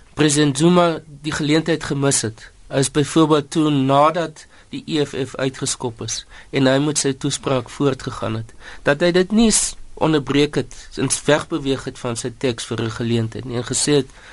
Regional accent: South Africa; ons as Suid-Afrikaners

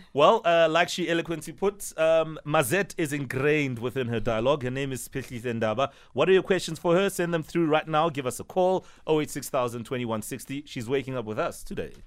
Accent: Soweto, Gauteng, South Africa; I grew up in Soweto too

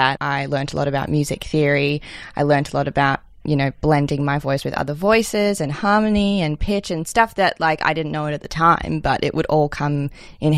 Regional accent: Melbourne, Victoria, Australia; I grew up in Melbourne. I've actually lived in the same house my whole life

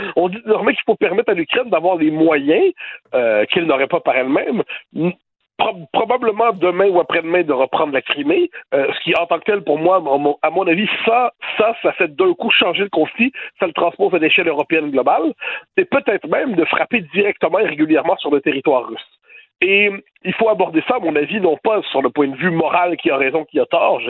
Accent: Quebec, Canada; now in France; je suis québécois, euh, juridiquement je suis canadien apparemment, je dire euh, je vis en France

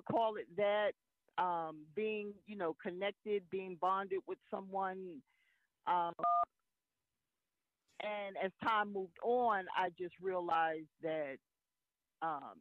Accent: New York City, New York, United States; moved away; It is my hometown.

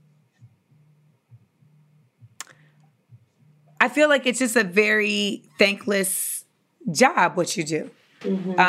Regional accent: Florida, United States; I'm from Florida

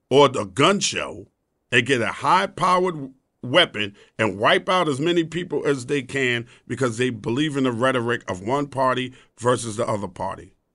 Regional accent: the South, United States; I've been called a coon. I'm from the South.

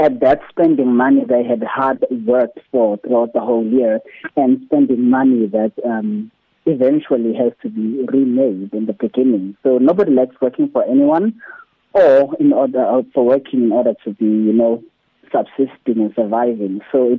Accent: South Africa; But hey, I'm still a South African who has to keep a job, or I'm still a South African who has to run a business.

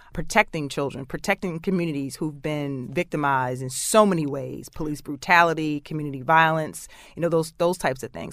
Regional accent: Baltimore, Maryland, United States; Growing up in Baltimore City

